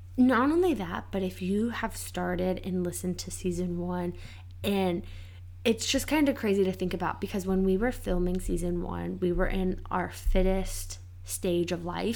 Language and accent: English; Cincinnati, Ohio, United States; Cincinnati, Ohio.